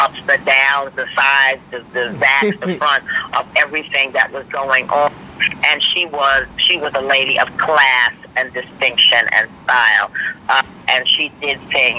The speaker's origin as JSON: {"language": "English", "town": "New York City", "region": "New York", "country": "United States", "also_born_or_lived": "Barbados / Washington, D.C.", "said": "I'm hailing from Brooklyn, New York"}